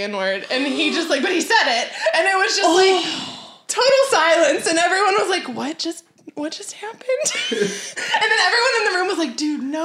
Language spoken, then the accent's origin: English; Savannah, Georgia, United States; moved away as an adult; now in Chicago, United States; I grew up in Savannah, Georgia